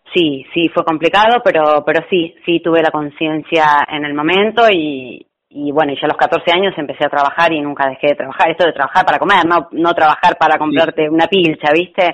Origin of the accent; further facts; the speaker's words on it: La Plata, Buenos Aires Province, Argentina; Yo soy de acá de La Plata